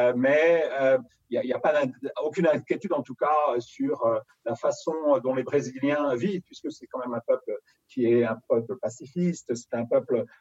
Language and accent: French; Paris, Île-de-France, France; je suis né à Paris, j'ai grandi vraiment à Paris intramuros